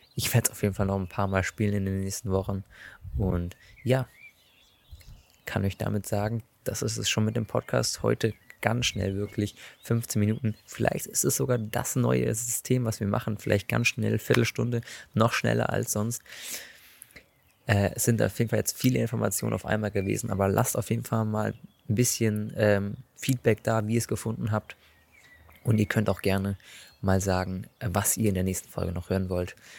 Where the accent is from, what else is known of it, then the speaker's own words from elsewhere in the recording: Germany; als Deutscher